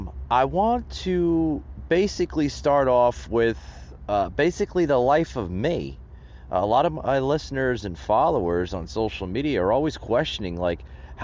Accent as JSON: {"language": "English", "region": "New Jersey", "country": "United States", "tie": "born or raised there", "said": "growing up in the Northeast, up in New Jersey, where I'm originally from"}